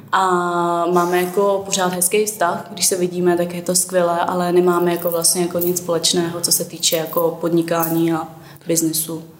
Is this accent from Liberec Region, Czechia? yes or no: yes; Turnov, Liberec Region, Czechia; now in Prague, Czech Republic; já, já pocházím z Turnova, nebo mm-hmm. tam jsem vyrůstala